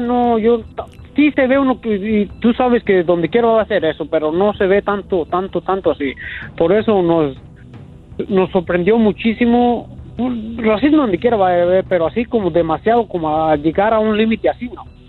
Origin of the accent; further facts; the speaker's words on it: La Piedad, Michoacán, Mexico; moved away; yo soy de La Piedad, Michoacán